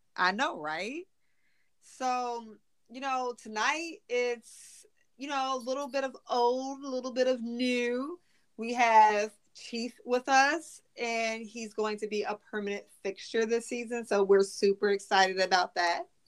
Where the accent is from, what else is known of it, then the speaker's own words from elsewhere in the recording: Chicago, Illinois, United States; we're all from Chicago